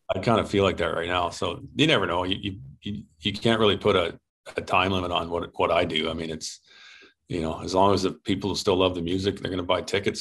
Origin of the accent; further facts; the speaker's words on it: Canada; as a Canadian